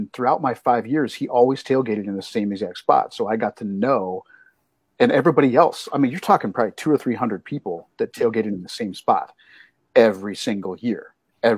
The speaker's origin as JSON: {"language": "English", "town": "Ankeny", "region": "Iowa", "country": "United States", "tie": "born or raised there", "moved": "yes", "said": "my hometown in Ankeny."}